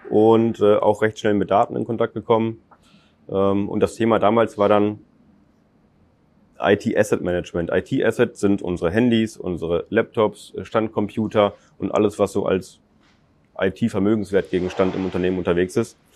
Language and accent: German; North Rhine-Westphalia, Germany; Ich selber komme hier aus der Region, ich bin in Techte aufgewachsen, bin dann, wie gesagt, zum Studium nach, nach Münster bzw. Steinfurt